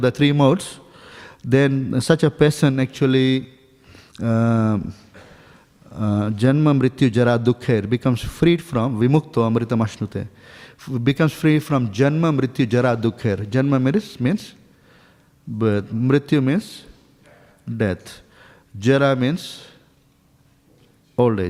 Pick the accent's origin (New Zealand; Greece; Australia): New Zealand; Dunedin, Otago; I'm not from here actually. I'm from New Zealand. So in a place called Dunedin